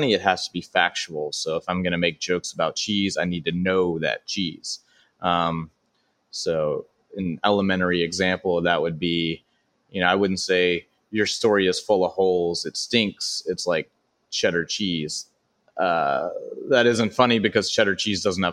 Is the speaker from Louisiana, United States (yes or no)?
yes; Baton Rouge, Louisiana, United States; now in Los Angeles, United States; I started doing stand-up at 14 at all age venues in my hometown of Baton Rouge, Louisiana